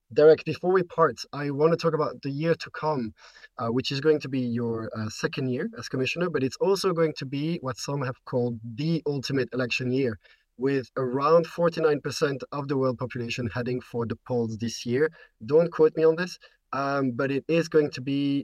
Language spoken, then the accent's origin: English; Belgium; I'm from Belgium